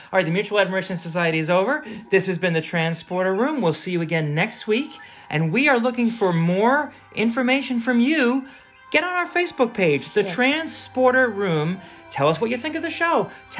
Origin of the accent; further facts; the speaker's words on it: Ireland; That's not me. I'm Irish. I can't do that.